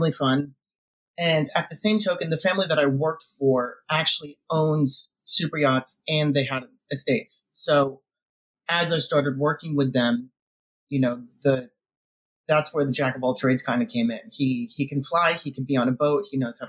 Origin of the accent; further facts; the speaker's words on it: Connecticut, United States; now in Florida, United States; growing up in Connecticut, it was, you know, very rural